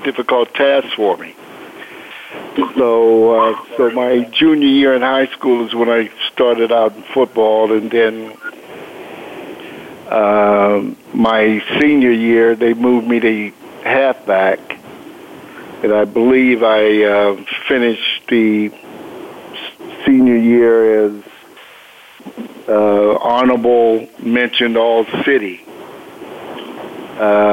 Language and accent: English; Pittsburgh, Pennsylvania, United States; moved away as an adult; also born or lived in Dodge City, Kansas; I grew up in Pittsburgh, Pennsylvania, specifically the Hill District.